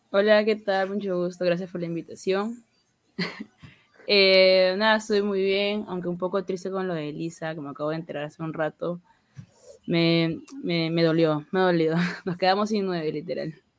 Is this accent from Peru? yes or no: yes; Peru; como peruana